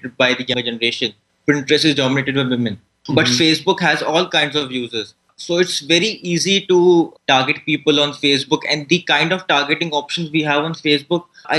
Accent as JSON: {"language": "English", "country": "India", "said": "I'm from India."}